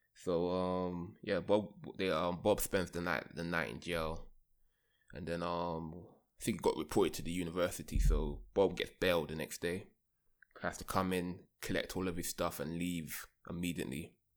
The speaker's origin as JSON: {"language": "English", "region": "London", "country": "United Kingdom", "tie": "born or raised there", "moved": "yes", "said": "I grew up in London"}